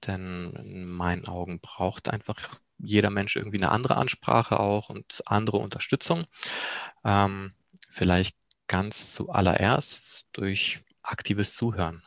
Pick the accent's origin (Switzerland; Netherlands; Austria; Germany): Germany; also born or lived in Poland; gebürtig komme ich auch aus Polen, bin aber im zarten Alter von vier Jahren nach Deutschland gekommen